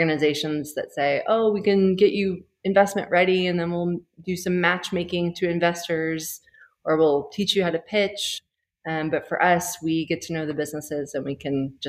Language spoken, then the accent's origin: English; United States; moved away as an adult; now in Rwanda; I'm American, but have not been in the U.S. As a place of doing work for a very long time.